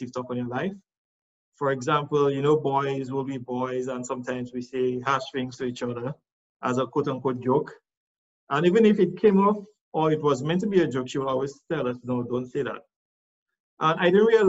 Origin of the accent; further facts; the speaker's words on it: Roseau, Saint George, Dominica; also born or lived in Castle Comfort, Dominica; I am from Rozo